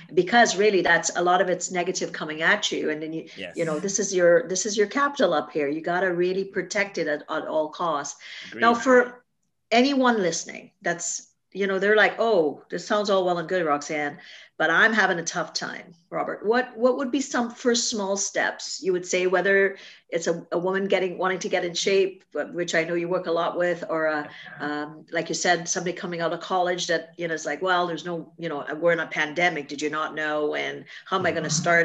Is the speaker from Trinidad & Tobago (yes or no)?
yes; Trinidad & Tobago; now in Canada; a little girl growing up in Trinidad